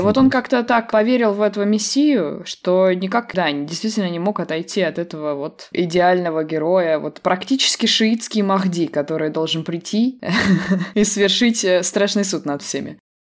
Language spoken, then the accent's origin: Russian; Samara, Samara Oblast, Russia; у нас в Самаре